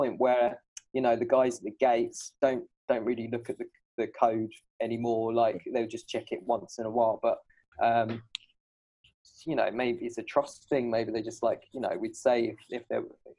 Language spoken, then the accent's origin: English; Shoreham-by-Sea, South East England, United Kingdom; moved away as an adult; also born or lived in Brighton; now in Hangzhou, China; Brighton, where I'm from. And I'm trying to sound cool. I'm more from Shoreham. I was born in Brighton